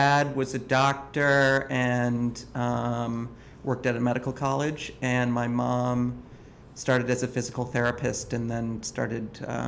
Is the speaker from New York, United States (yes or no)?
no; Wauwatosa, Wisconsin, United States; moved away as an adult; now in Brooklyn, United States; I grew up in Milwaukee, Wisconsin. Born in 1980.